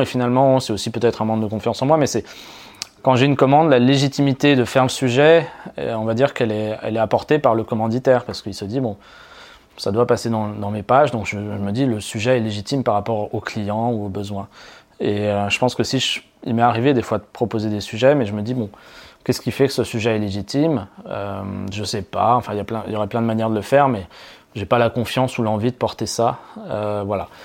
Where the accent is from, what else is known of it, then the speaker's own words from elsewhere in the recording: Auvergne-Rhône-Alpes, France; also born or lived in Paris; dans ma région d'origine qui est Rhône-Alpes